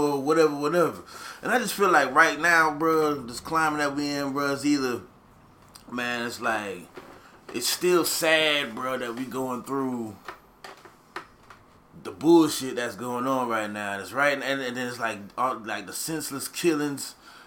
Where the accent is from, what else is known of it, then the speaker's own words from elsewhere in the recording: the South, United States; we from the South.